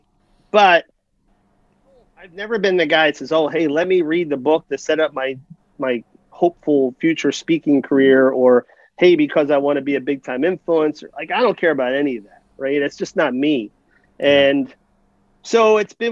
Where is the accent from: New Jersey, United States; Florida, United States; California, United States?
New Jersey, United States; I'm from New Jersey.